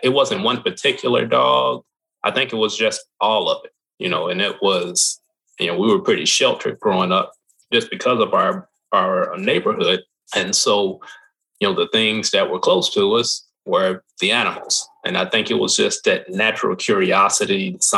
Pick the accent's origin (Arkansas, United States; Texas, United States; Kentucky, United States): Kentucky, United States; Louisville; I grew up in Louisville. I grew up here